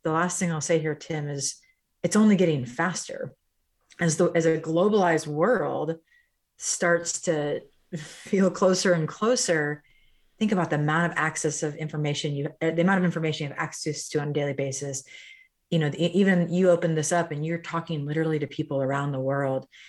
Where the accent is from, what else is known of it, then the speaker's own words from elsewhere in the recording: Midwest, United States; I grew up in the Midwest, Irish Catholic family, blue collar family in many ways.